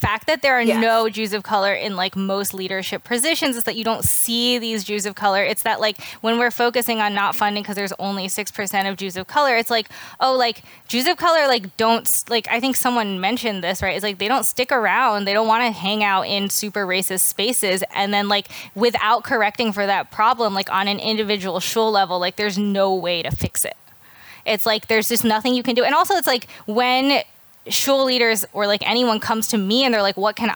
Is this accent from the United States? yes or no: yes; the South, United States; I'm from the South